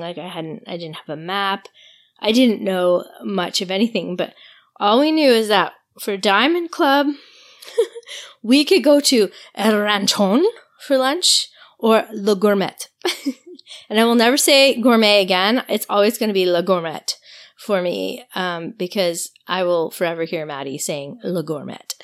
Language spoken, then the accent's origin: English; Quebec, Canada; I'm from Quebec, so this was the beginning of like such an incredible week for me where I spoke French the whole week. I got to practice my French all week